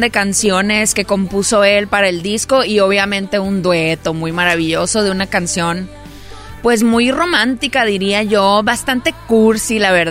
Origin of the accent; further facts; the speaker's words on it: Hermosillo, Sonora, Mexico; Yo soy de Hermosillo, Sonora.